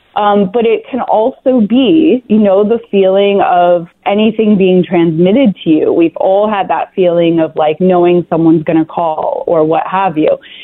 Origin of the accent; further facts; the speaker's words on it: Vermont, United States; we left there um, when I was about three and I grew up in Vermont